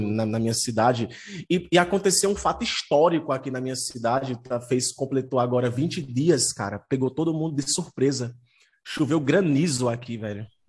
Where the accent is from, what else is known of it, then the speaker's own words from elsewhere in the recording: Juazeiro do Norte, Ceará, Brazil; eu estou no Ceará, eu sou da cidade de Juazeiro do Norte